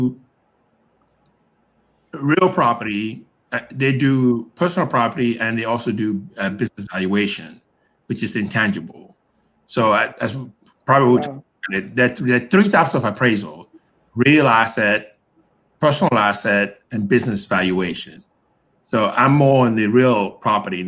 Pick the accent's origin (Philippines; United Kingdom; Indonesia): United Kingdom; Liverpool, North West England; moved away as an adult; also born or lived in Baltimore, Maryland, United States; now in United States; I was born in Baltimore, but I was raised overseas. So I grew up in Liverpool from the age of 3 to 14 and came back to the United States when I was 21